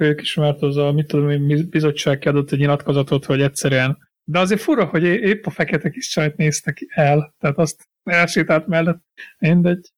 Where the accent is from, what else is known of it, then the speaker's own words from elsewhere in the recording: Hungary; now in England, United Kingdom; magyar vagyok